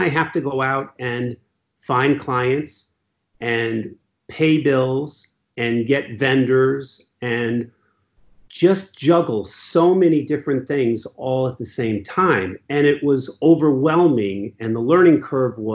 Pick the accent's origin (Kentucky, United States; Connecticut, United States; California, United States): Connecticut, United States; Ridgefield; I grew up in Ridgefield, Connecticut, where I currently practice law